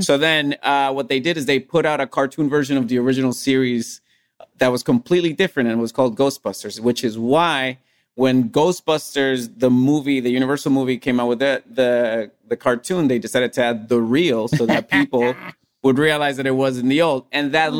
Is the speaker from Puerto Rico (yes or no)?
yes; Puerto Rico; English is a second language; the anime that I grew up watching in Puerto Rico